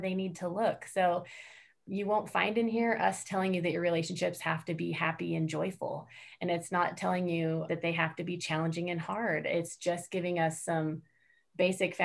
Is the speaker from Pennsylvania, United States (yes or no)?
no; Wyoming, United States; being someone born and raised in Wyoming